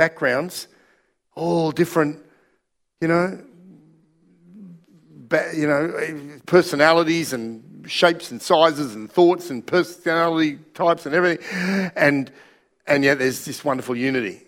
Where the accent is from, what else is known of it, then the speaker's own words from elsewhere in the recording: Australia; also born or lived in Russia; we're Australian